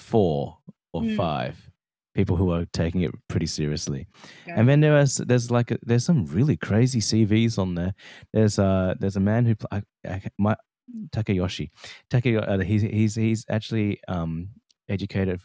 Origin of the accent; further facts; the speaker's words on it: Australia; me being Australian